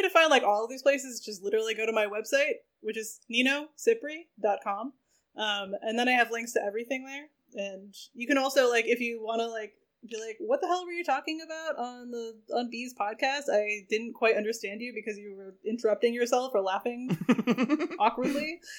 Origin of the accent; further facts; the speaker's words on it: New England, United States; Yeah, I am just also from New England